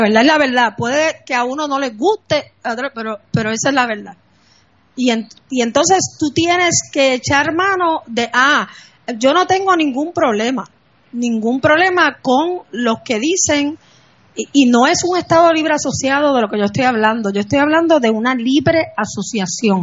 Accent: Puerto Rico; Yo soy una persona cuya nacionalidad es puertorriqueña. Mi nación es Puerto Rico

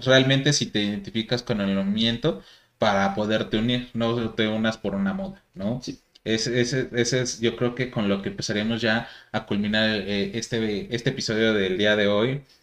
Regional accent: Mexico; aquí en nuestro país

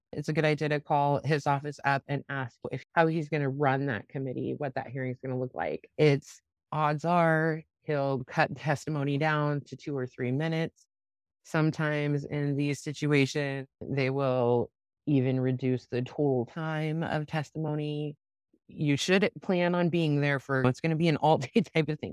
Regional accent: Grant, Nebraska, United States; in my hometown where I grew up in Grant, Nebraska, we didn't even have a D M V in that place

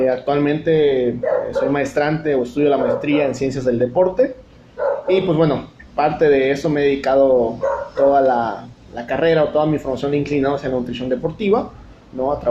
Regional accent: Chiapas, Mexico; moved away; also born or lived in Tabasco; Eh, soy nativo de, aquí de Chiapas, aunque viví mucho tiempo en Tabasco y probablemente el acento aún lo tenga eh, marcado, pero este, obviamente estimo mucho a Tabasco, pero bueno, mi corazón es de aquí de Chiapas. Así es que, eh, pues bueno, aquí resido actualmente.

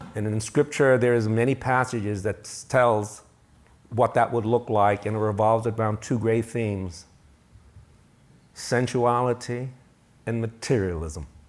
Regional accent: United States

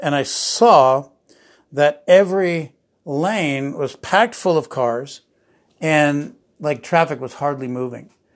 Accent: New Jersey, United States; I grew up in New Jersey

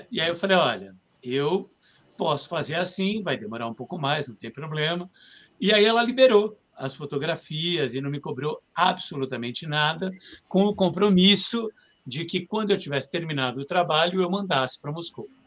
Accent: Brazil; now in Russia; eu faço sobre figurinos e tal, eu vim do Brasil.

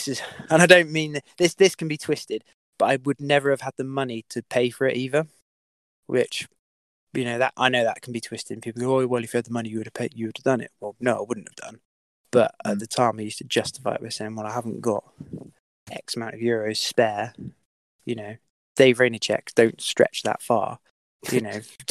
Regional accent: United Kingdom; being a British rider, …

